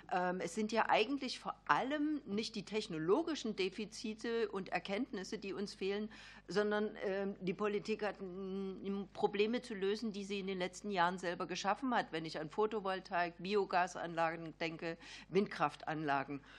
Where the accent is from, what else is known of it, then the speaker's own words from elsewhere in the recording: Saxony-Anhalt, Germany; Also ich komme ja aus Sachsen-Anhalt, Solar Valley. Ich habe die Region fallen sehen nach der Wende.